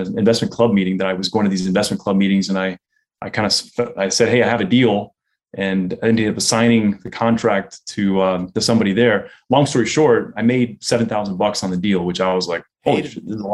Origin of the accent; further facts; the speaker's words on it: Miami, Florida, United States; Miami was like a small town at that time. You know, you could ride your bike, and I rode my bike to elementary school and things like that. It was a great place to grow up